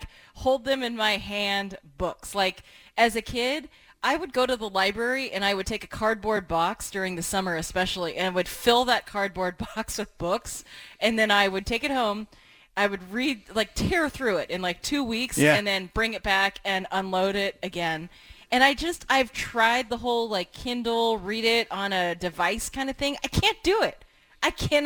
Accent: Portland, Oregon, United States; growing up in Northeast Portland

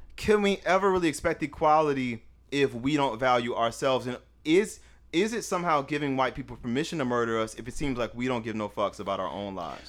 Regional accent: the Bay Area, California, United States; I'm from California

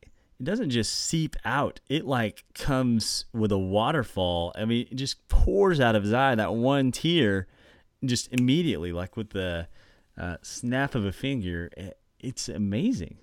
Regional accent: Oklahoma, United States; I grew up in Oklahoma

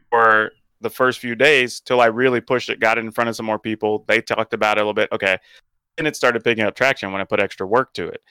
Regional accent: the South, United States; growing up in the South

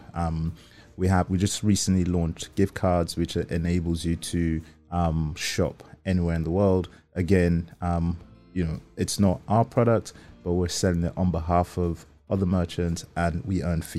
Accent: Nigeria; I'm Nigerian

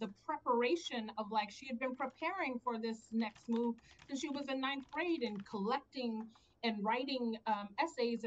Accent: Maryland, United States; also born or lived in Virginia; I went to a state school in Virginia, even though I'm from Maryland

